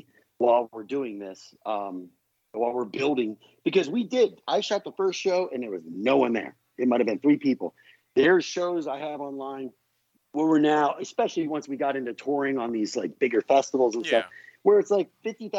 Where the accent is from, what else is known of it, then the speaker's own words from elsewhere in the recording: Palmdale, California, United States; we're all from Palmdale. And by the time I got done, our band was really equal to half the population of Palmdale.